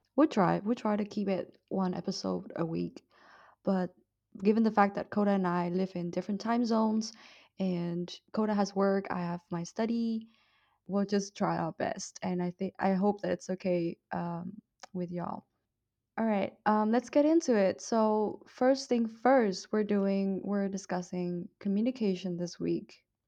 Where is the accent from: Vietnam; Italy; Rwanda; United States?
Vietnam; accent: Vietnamese; moved away; my Vietnamese accent